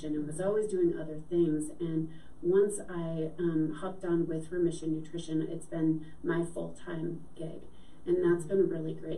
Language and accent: English; Minnesota, United States; moved away as an adult; also born or lived in Crested Butte, Colorado; I grew up in Minnesota. I was kind of a city girl.